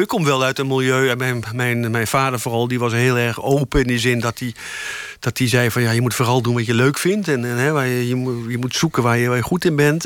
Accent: Amstelveen, North Holland, Netherlands; ik kwam uit Amstelveen. Ik had, ik, had, ik, ik had eerst op een nonnen kleuterschool gezeten

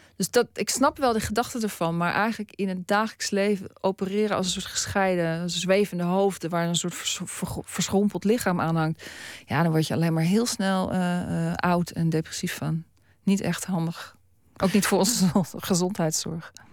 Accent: Netherlands; moved away as an adult; now in Australia; ik ben een Nederlander

